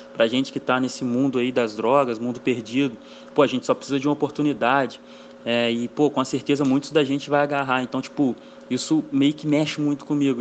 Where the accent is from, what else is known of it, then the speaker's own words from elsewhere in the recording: Valença, Brazil; sou nascido criado aqui em Valença mesmo